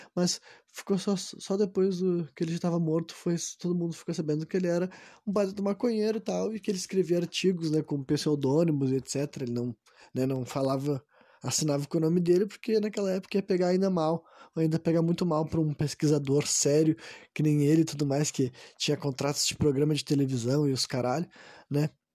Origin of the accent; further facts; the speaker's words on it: Brazil; sendo um cara do Brasil, né, como eu sou